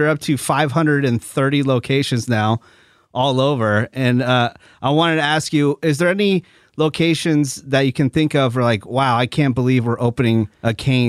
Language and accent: English; San Francisco Bay Area, California, United States; now in Burbank, United States; I'm originally from the San Francisco Bay Area.